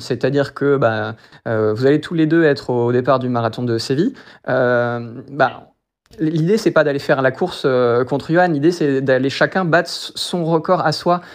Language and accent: French; Brest, Brittany, France; moved away as an adult; also born or lived in Toulouse / United States; je suis brestois, je suis né à Brest et je suis de Brest même